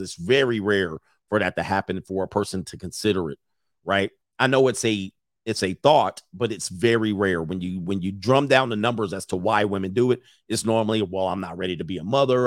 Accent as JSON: {"language": "English", "town": "Los Angeles", "region": "California", "country": "United States", "tie": "born or raised there", "said": "growing up in the San Fernando Valley in my teen years"}